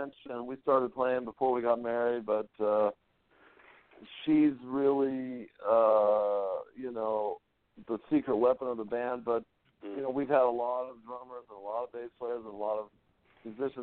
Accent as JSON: {"language": "English", "town": "La Habra", "region": "California", "country": "United States", "tie": "born or raised there", "also_born_or_lived": "Whittier, California", "said": "I was born in Whittier, California. I grew up in a town called La Habra."}